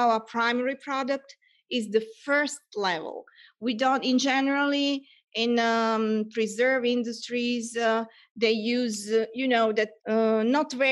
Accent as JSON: {"language": "English", "country": "Serbia", "moved": "as an adult", "lives_now": "Italy", "said": "I'm originally from Serbia, but I lived in Italy for 17 years. It's my home now."}